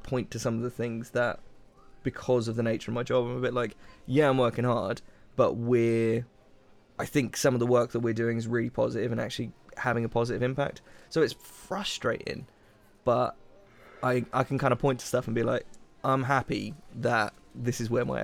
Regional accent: United Kingdom; we're British

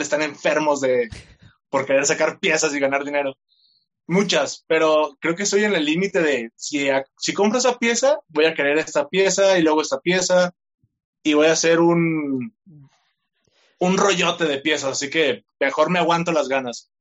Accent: Tlaquepaque, Jalisco, Mexico; Soy de Guadalajara, específicamente, mejor dicho, de Tlaquepaque, Jalisco, y tengo 26 años.

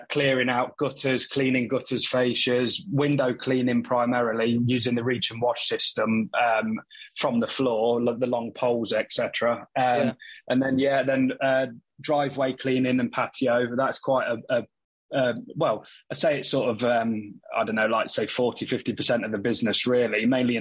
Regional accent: Leicester, East Midlands, United Kingdom; I'm from Leicester in the Midlands.

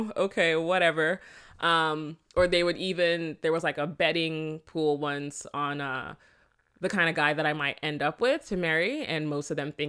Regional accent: Jamaica; accent: Jamaican Patois; subconsciously I do go back to my patois accent and language. Mm-hmm. And then I would start talking to them, saying stuff like Ovin and all that shit. And they're just like, oh, she's Jamaican again.

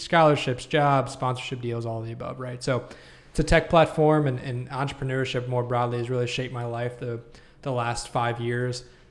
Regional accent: Chillicothe, Ohio, United States; growing up in Chillicothe

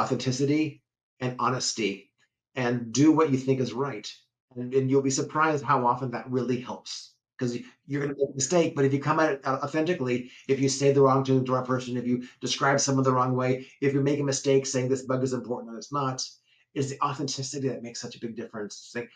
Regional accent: Cupertino, California, United States; I was raised in California, in Cupertino

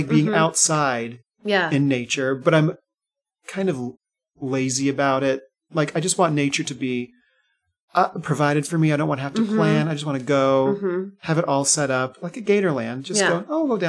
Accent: Orlando, Florida, United States; I'm from Florida, born and raised

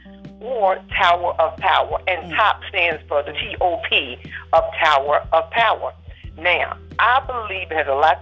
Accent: Maryland, United States; we were born and raised in Maryland, and we still live here.

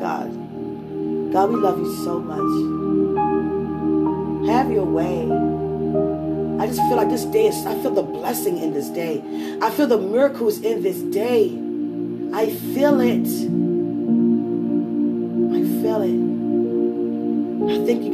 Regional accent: United States

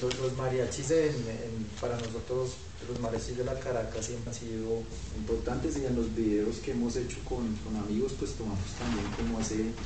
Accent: Bogotá, Colombia; como bogotanos uno siempre tiene unos lugares de circulación

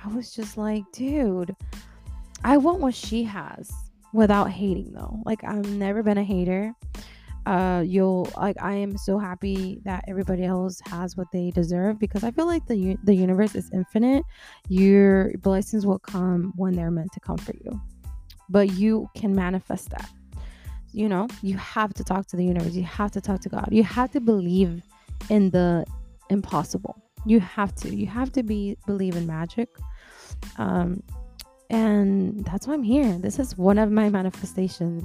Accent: Texas, United States; also born or lived in Washington; I was born in Washington, raised here down in Texas my whole entire life

